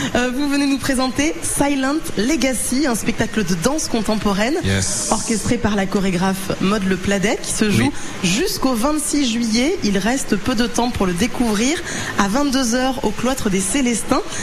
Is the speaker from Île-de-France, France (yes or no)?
no; Toulouse, Occitania, France; je suis toulousaine